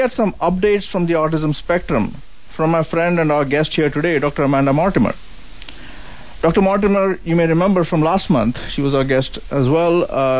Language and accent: English; India; now in United States; I grew up in India